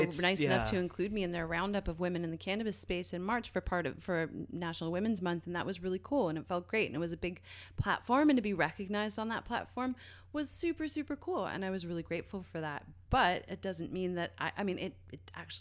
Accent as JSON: {"language": "English", "town": "St. John's", "region": "Newfoundland and Labrador", "country": "Canada", "tie": "born or raised there", "said": "in Newfoundland, in my hometown of St. John's"}